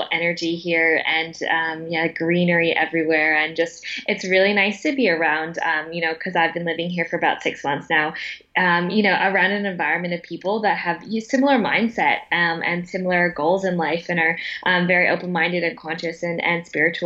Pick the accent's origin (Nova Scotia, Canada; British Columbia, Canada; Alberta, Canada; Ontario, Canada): British Columbia, Canada; Vancouver; moved away; born and raised in Vancouver, Canada, to the youngest of five children.